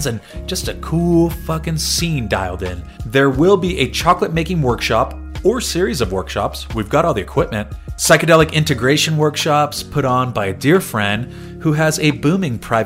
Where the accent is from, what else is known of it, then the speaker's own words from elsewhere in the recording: San Diego, California, United States; moved away; my hometown of San Diego